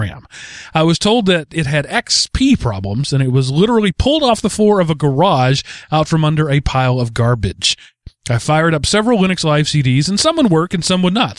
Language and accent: English; East Texas, United States; When I was a kid growing up in East Texas, I threw thousands of bales of hay